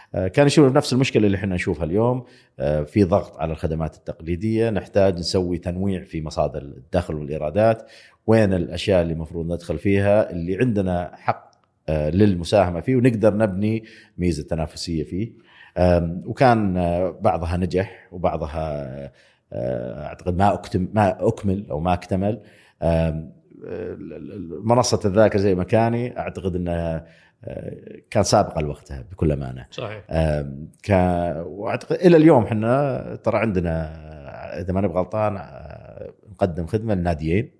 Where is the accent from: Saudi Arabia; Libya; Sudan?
Saudi Arabia; also born or lived in United States; أنا موظف سعودي في أمريكا